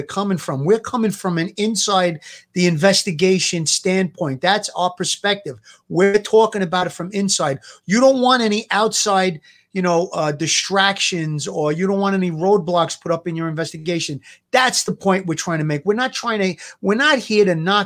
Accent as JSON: {"language": "English", "town": "New York City", "region": "New York", "country": "United States", "accent": "Brooklynese", "said": "my Brooklynese"}